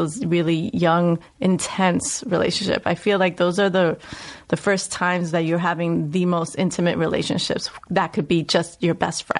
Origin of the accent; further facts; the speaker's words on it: New York City, New York, United States; accent: Puerto Rican, New Yorker Bronx dialect; moved away; I grew up in the South Bronx. I grew up in the housing projects, 183rd. And I grew up during the rise of hip hop and crack epidemic.